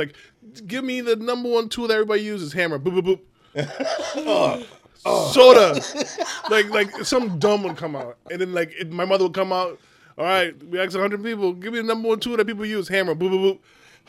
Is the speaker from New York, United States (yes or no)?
no; Warwick, Rhode Island, United States; I'm from Warwick, Rhode Island.